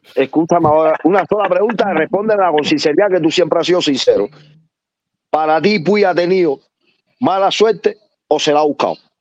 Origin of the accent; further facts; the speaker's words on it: Cuba; moved away; como los cubanos